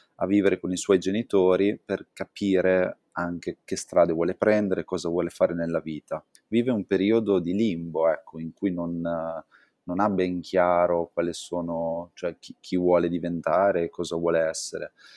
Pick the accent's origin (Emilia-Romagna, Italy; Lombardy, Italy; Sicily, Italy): Emilia-Romagna, Italy; Santarcangelo di Romagna; moved away; sono cresciuto a Sant'Arcangelo